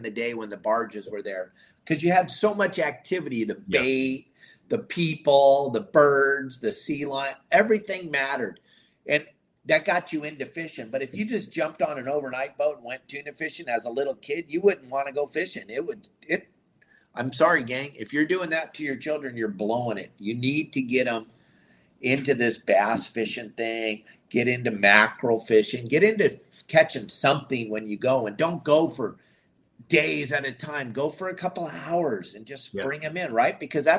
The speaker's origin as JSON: {"language": "English", "region": "California", "country": "United States", "tie": "born or raised there", "said": "Growing up in the South Bay, what a spectacular way to grow up."}